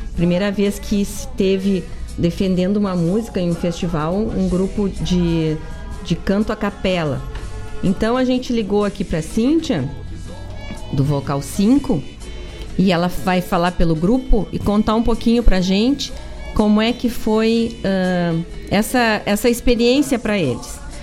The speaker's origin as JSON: {"language": "Portuguese", "area": "Gaúchos", "region": "Rio Grande do Sul", "country": "Brazil", "said": "como bons gaúchos"}